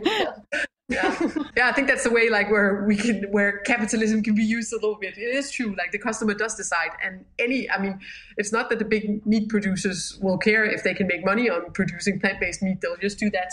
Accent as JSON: {"language": "English", "region": "Jutland", "country": "Denmark", "said": "we're too much from Jutland"}